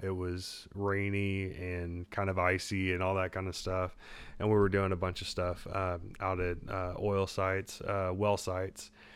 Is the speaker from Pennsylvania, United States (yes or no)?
no; Southeast Texas, United States; moved away as an adult; also born or lived in Louisiana; I grew up in Southeast Texas, which is a little bit like Louisiana West.